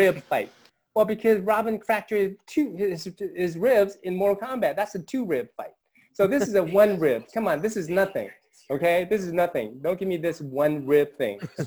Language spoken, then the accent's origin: English; United States; I grew up here in the States